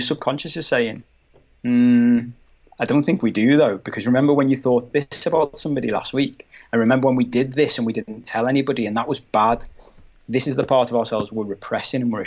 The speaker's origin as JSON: {"language": "English", "town": "Liverpool", "region": "North West England", "country": "United Kingdom", "said": "I'm from Liverpool, but it's a very manly city."}